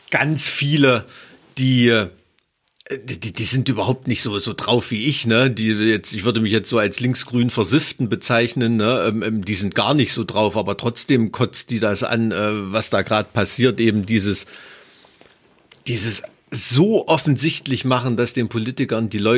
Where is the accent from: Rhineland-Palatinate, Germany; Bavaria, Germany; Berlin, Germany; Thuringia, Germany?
Thuringia, Germany; Ja, ich komme aus dem Ilmtal.